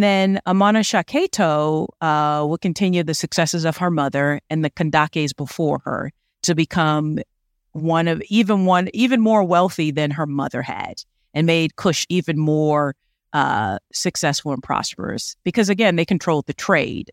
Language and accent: English; United States; accent: American; my American accent